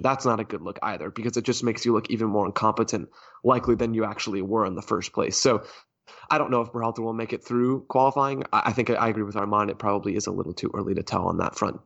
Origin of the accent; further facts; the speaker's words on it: United States; as an American soccer consumer